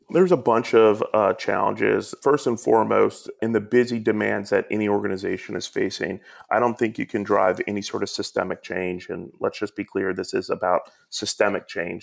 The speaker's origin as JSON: {"language": "English", "town": "Atlanta", "region": "Georgia", "country": "United States", "tie": "born or raised there", "also_born_or_lived": "New York City", "moved": "yes", "said": "I grew up down in Atlanta"}